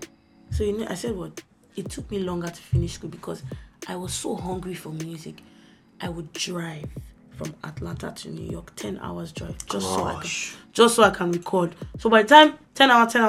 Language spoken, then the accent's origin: English; Nigeria; moved away; also born or lived in United States; I was born in Nigeria.